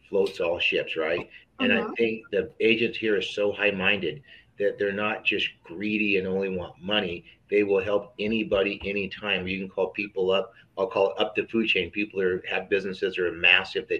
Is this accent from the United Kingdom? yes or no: no; Elk Grove, California, United States; also born or lived in New York; I'm working at Elk Grove, California, which is right by Sacramento. Born and raised.